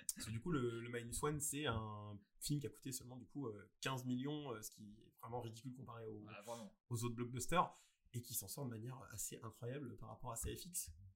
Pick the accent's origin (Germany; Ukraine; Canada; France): France; chez nous en France